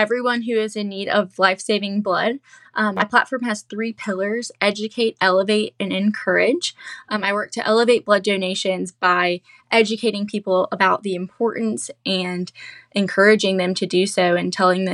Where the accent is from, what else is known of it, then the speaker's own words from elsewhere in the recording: Columbia, South Carolina, United States; I've gotten to represent my hometown